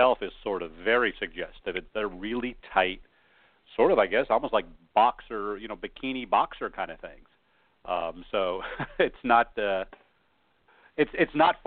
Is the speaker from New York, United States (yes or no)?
no; northeastern Pennsylvania, United States; northeastern PA has really good pizza, and I love I'm a bit of a pizza aficionado, and there's something about, I thought it was just that's where I was born